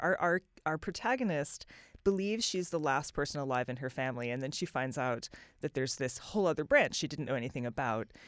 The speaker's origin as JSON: {"language": "English", "country": "United States", "said": "as an American"}